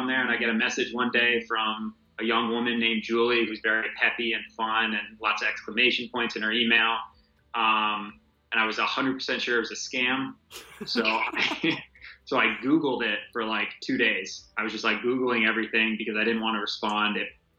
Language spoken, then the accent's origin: English; Vermont, United States; moved away as an adult; also born or lived in Ohio / Oregon / Michigan; now in Wisconsin, United States; So I grew up in Vermont, so big snowboarder.